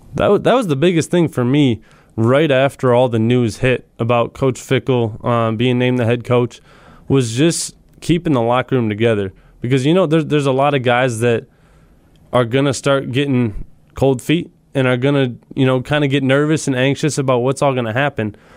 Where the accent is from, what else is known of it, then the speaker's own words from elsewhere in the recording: Wisconsin, United States; me and him both growing up here